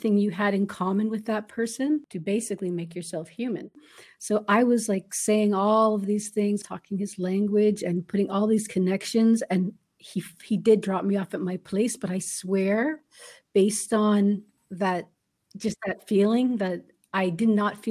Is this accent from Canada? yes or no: yes; Canada; now in Chile; as a Canadian